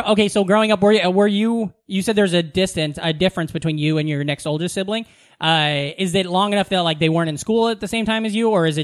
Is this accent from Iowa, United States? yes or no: yes; Iowa, United States; moved away as an adult; also born or lived in New York State; now in New York, United States; I'm from Iowa.